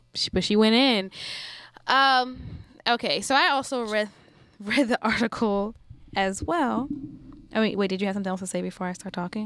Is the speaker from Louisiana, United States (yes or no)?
yes; New Orleans, Louisiana, United States; I'm from New Orleans